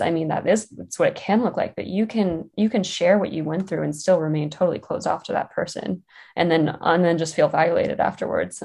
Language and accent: English; West Virginia, United States; moved away; I grew up in West Virginia